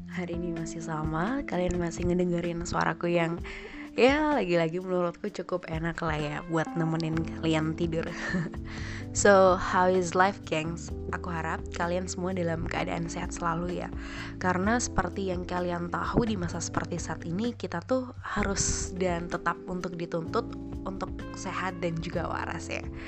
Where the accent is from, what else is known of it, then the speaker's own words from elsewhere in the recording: Pasuruan, East Java, Indonesia; di lingkungan rumahku emang anak SMP atau sampai SMA tuh ya wajib berkerudung gitu, berkerudung gitu guys karena ya pasuruan kota santri